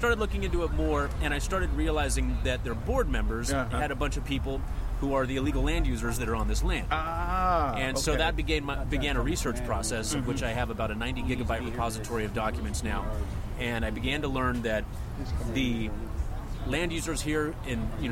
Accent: Los Angeles, California, United States; I was born and raised in Los Angeles, and I've spent most of my life living here

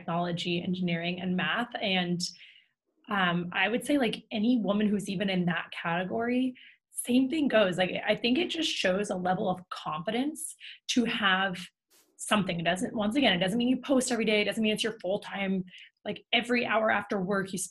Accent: New York, United States; I grew up in New York

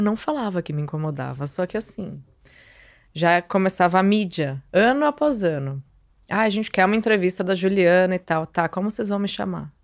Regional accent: Santos, São Paulo, Brazil; also born or lived in Rio de Janeiro; eu voltei para minha cidade, para Santos, saí do Rio

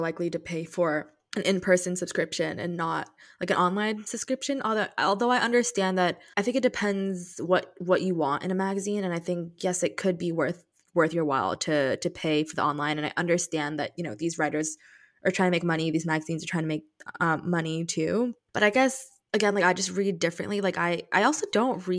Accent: Saudi Arabia; growing up in Saudi.

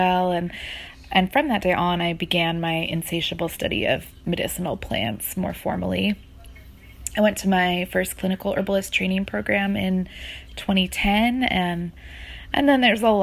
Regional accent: Hudson River Valley, New York, United States; I grew up rurally in the Hudson River Valley of New York State

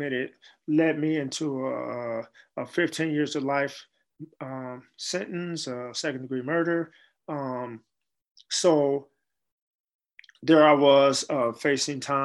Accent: San Francisco, California, United States; also born or lived in Chicago, Illinois; as a child growing up in San Francisco

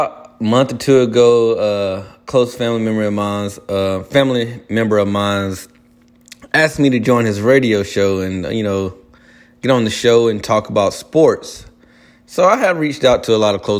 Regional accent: Spartanburg, South Carolina, United States; moved away as an adult; also born or lived in Chesnee, South Carolina / Columbia, South Carolina; now in Charlotte, United States; I grew up most of my childhood and teenager lifestyle in Spartanburg, South Carolina

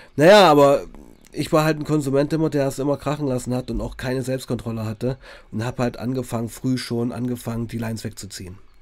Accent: Weißenfels, Saxony-Anhalt, Germany; ich komme ja aus Weißenfels, Sachsen-Anhalt, also wirklich tiefster Osten

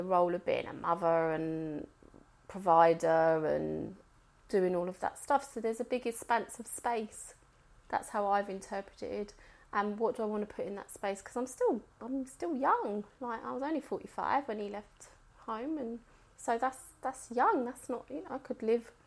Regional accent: England, United Kingdom; I was born in England

